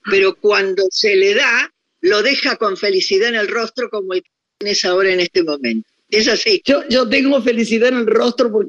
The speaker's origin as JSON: {"language": "Spanish", "country": "Argentina", "also_born_or_lived": "Paris, France", "moved": "as an adult", "said": "yo soy una, mujer argentina, me miren donde me miren, me toquen donde me toquen."}